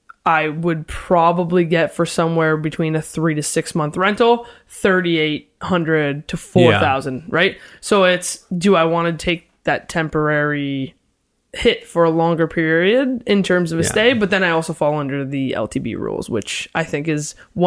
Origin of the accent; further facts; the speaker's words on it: London, Ontario, Canada; moved away as an adult; now in Toronto, Canada; Born and raised in London. And then I moved to Toronto